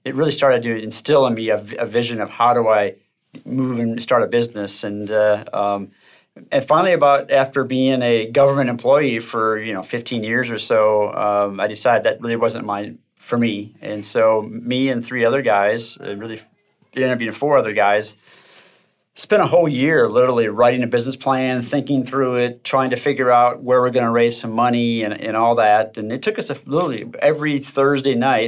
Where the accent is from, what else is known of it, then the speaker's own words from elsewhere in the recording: Minnesota, United States; I grew up in Minnesota, and it's very cold there.